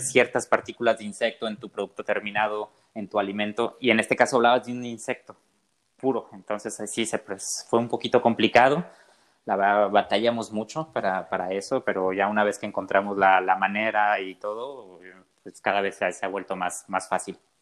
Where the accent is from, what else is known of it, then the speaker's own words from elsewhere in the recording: southern Jalisco, Mexico; yo soy del sur de Jalisco